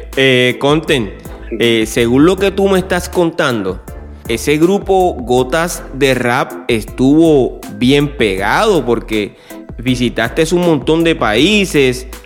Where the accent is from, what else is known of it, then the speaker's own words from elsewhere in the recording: Puerto Rico; soy de Puerto Rico